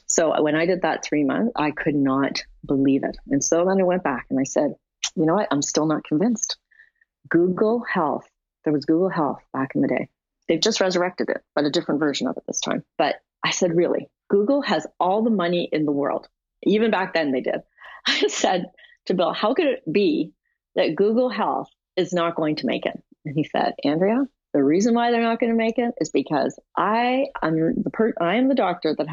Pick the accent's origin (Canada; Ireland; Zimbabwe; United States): Canada; I'm a Canadian